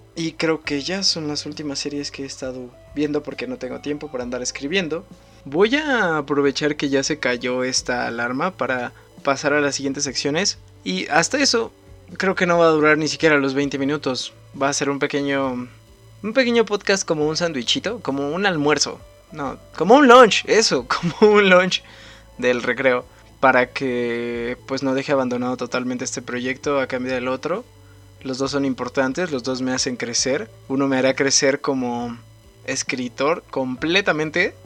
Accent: Ecatepec de Morelos, State of Mexico, Mexico; Clínica del Rocío de Catepec de Morelos. Ahí es donde yo nací.

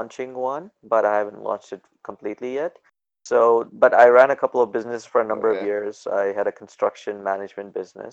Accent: Edmonton, Alberta, Canada; also born or lived in Pakistan; I was born in Pakistan. I left when I was 8 years old, then grew up in Edmonton

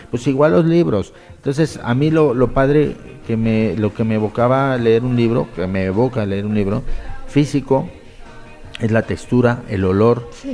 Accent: Mexico; moved away as an adult; now in Spain; somos mexicanos

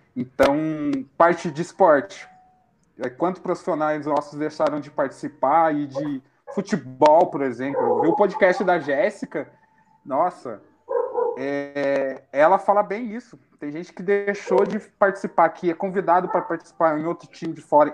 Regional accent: Itajubá, Minas Gerais, Brazil; also born or lived in São José dos Campos; eu nasci em São José dos Campos, mas eu falo que eu fui resgatado, que a minha mãe é daqui. Minha mãe tirou a gente de São José dos Campos e falou: eu vou criar meu filho em Itajubá.

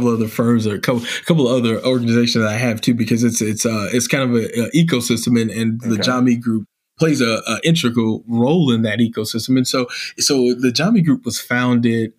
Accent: Illinois, United States; moved away; my home state of Illinois.

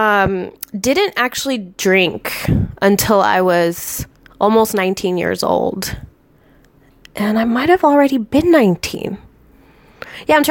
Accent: Las Vegas, Nevada, United States; moved away; also born or lived in Tucson, Arizona / Minnesota; I grew up outside of Las Vegas

